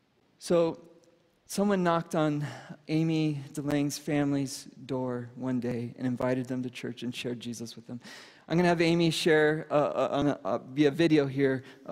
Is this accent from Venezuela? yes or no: yes; Venezuela; And I speak Spanish because I grew up in Venezuela.